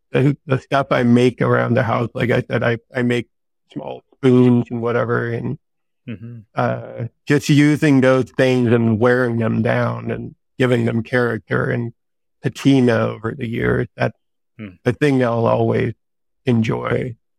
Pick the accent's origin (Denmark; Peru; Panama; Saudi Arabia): Denmark; also born or lived in San Diego; now in Vermont, United States; there's not a lot of sun up here in Vermont, which I'm used to from Denmark, but we just moved here from San Diego, which is constant sunlight all year long.